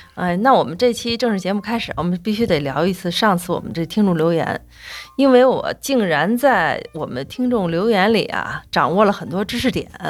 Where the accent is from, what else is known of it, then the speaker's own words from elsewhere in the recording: China; 我们中国人吃饭